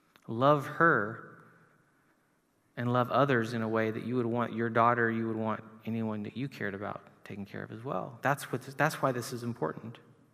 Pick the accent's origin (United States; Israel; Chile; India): Chile; moved away; to look at my friends in South America where I grew up in Chile